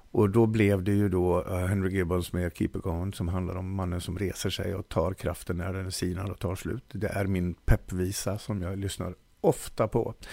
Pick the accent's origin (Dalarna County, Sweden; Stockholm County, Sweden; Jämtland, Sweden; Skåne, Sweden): Dalarna County, Sweden; jag är en bondpojk som... från Dalarna.